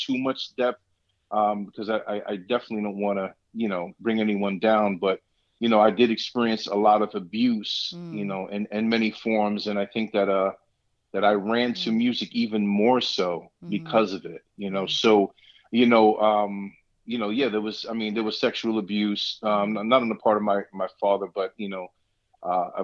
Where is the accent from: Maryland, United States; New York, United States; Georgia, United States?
New York, United States; New York City; moved away as an adult; now in Allentown, United States; I'm born and raised in Brooklyn, New York City.